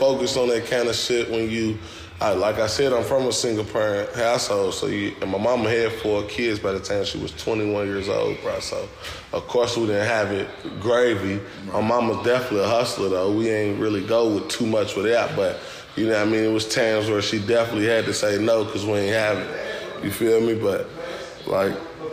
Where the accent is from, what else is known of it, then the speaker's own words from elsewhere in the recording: Louisville, Kentucky, United States; From Louisville, Kentucky, Newburgh, LPK to be exact